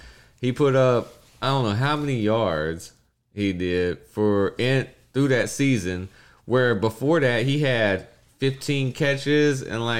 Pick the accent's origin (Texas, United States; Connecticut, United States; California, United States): Texas, United States; I'm from Texas.